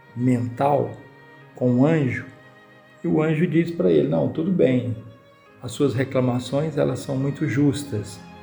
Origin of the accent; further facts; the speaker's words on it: Minas Gerais, Brazil; nós mineiro